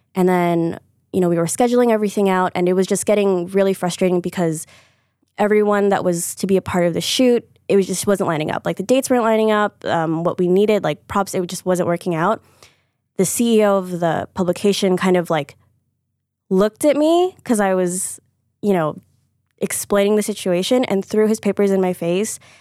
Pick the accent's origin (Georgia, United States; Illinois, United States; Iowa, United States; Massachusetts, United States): Illinois, United States; Deerfield; moved away; also born or lived in New York; I'm from Deerfield, Chicago